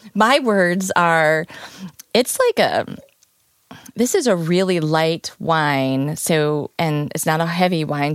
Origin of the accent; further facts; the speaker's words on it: Peoria, Illinois, United States; now in St. Louis, United States; I'm from Peoria, Illinois